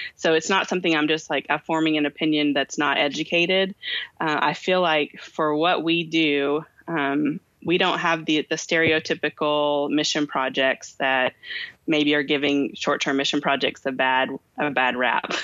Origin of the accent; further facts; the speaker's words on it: Kentucky, United States; I have two names because I'm from Kentucky